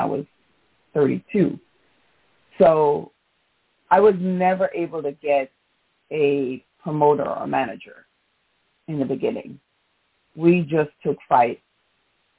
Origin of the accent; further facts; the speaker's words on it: New York City, New York, United States; also born or lived in Jamaica; my hometown of New York City